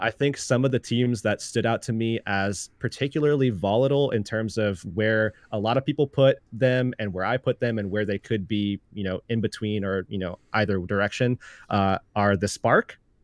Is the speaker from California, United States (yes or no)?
no; Tampa, Florida, United States; Growing up in Florida, uh, specifically the Tampa Bay area